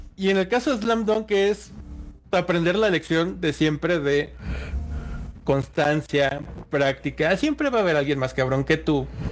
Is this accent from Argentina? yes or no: no; Mexico; yo también soy mexicano